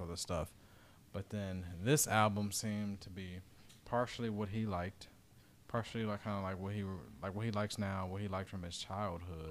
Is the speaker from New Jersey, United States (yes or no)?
no; Dayton, Ohio, United States; my hometown in Dayton